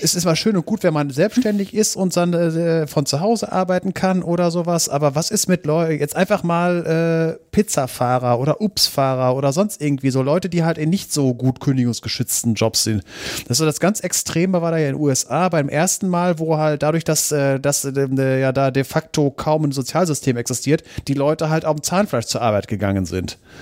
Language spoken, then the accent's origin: German; Germany; hier bei uns in Deutschland